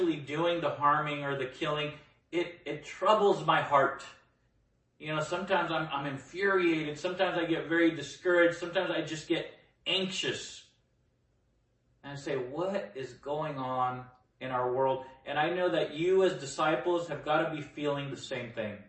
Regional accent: Nicaragua; now in United States; I come from Nicaragua, a war-torn place. I came here during the Civil War

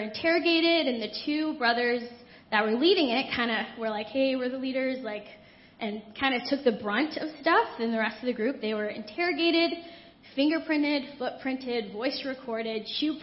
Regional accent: United States; I grew up in America where I could do so many things

